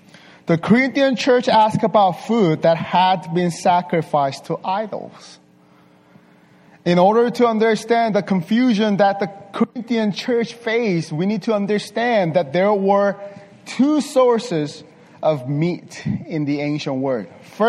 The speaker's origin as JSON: {"language": "English", "town": "Las Vegas", "region": "Nevada", "country": "United States", "second_language": "English", "said": "I'm from Las Vegas. From Las Vegas. But I'm not a gambler, sir."}